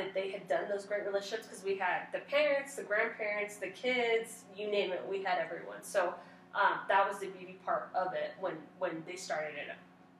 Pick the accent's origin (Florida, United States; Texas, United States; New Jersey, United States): Texas, United States; El Paso; also born or lived in Notre Dame, Indiana; Okay, I am actually … I grew up here in El Paso